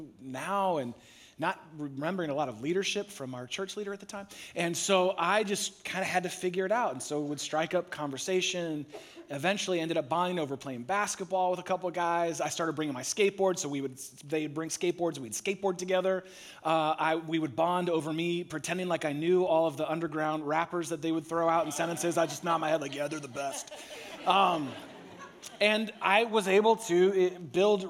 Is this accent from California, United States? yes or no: yes; San Francisco Bay Area, California, United States; I grew up in the San Francisco Bay Area